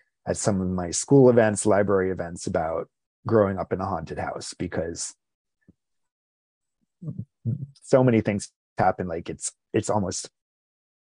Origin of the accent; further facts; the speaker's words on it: New Jersey, United States; also born or lived in Rhode Island / Basking Ridge, New Jersey; Grew up in, spent a lot of time in my teen years in New Jersey. I was born in Rhode Island, moved to New Jersey when I was 11 years old